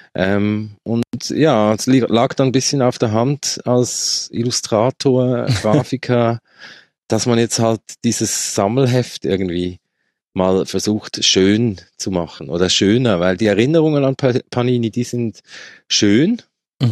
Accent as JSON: {"language": "German", "country": "Switzerland", "accent": "Swiss", "said": "ich komme aus der Schweiz, wie man hört sehr wahrscheinlich"}